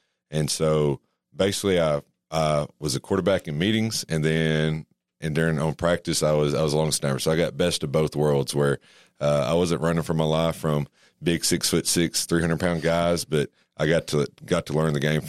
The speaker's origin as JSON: {"language": "English", "town": "Monticello", "region": "Arkansas", "country": "United States", "said": "Originally, I'm from Monticello."}